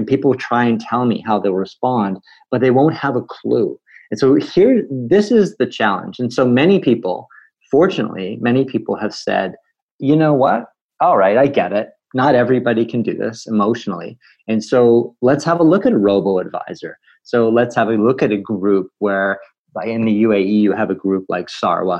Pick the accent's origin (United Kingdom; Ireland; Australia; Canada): Canada; as a Canadian